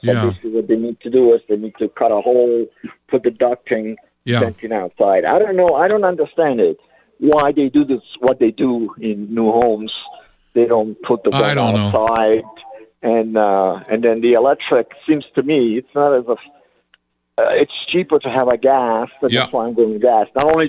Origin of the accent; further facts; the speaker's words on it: New York, United States; also born or lived in California; I'm from New York.